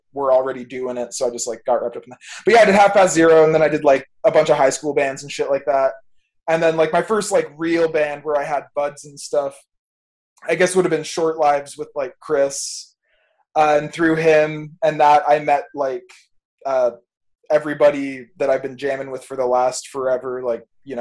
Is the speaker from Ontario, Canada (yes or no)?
yes; Fort Erie, Ontario, Canada; also born or lived in Niagara-on-the-Lake; I grew up in Fort Erie, like, that's where my parents are at, or, like, Crystal Beach or Ridgeway